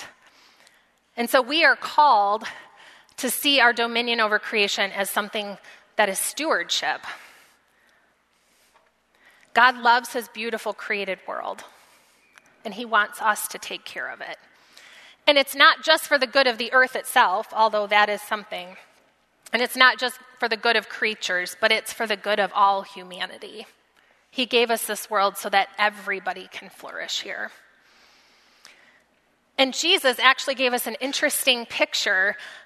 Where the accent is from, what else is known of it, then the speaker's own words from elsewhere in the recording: United States; as American Christians